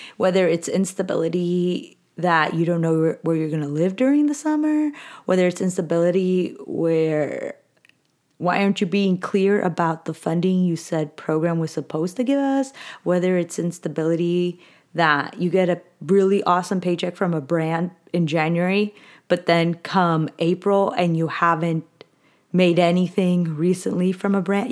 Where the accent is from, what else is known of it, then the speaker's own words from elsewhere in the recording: Southern California, United States; moved away as an adult; now in Northern California, United States; I was born and raised in SoCal.